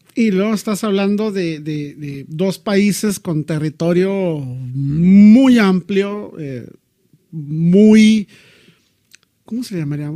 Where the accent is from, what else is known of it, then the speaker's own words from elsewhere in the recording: Mexico; En México nos reímos de nosotros mismos